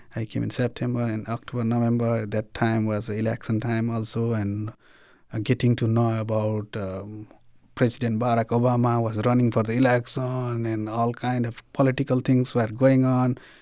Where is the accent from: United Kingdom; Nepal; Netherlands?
Nepal; moved away as an adult; also born or lived in Bhutan; now in Springfield, United States; I came from Bhutan to Nepal in nineteen ninety-two. I became refugee along with my parents for sixteen years.